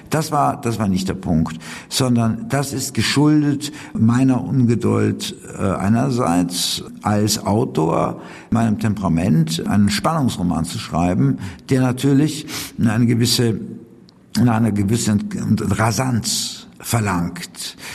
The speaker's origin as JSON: {"language": "German", "country": "Switzerland", "said": "Ich komme ja aus der Schweiz. Da kann man wirklich von einer heilen Welt im Kontrast sprechen, wo wir sogar eine Basisdemokratie haben."}